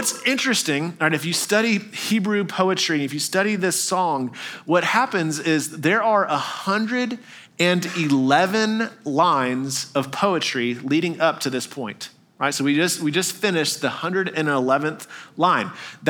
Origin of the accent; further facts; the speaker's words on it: Arkansas, United States; born there; I was born in Arkansas, so I feel like I can say that, all right?